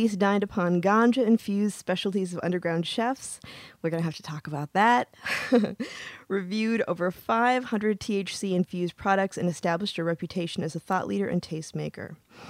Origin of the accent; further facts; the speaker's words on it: Upper Peninsula, Michigan, United States; I'm a Midwesterner too, but I'm from a little further north, or from the Upper Peninsula, Michigan.